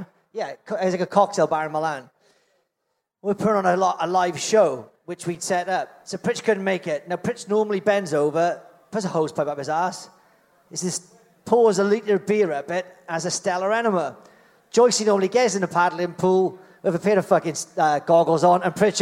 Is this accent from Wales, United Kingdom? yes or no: yes; Wales, United Kingdom; we're fucking Welsh